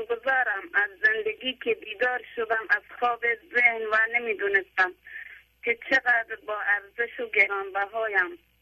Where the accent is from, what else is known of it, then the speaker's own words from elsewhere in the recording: Neyshabur, Razavi Khorasan, Iran; now in Iraqi Kurdistan, Iraq; بچه ایرانم بچه نیشابور خراسان بچه نیشابور هستم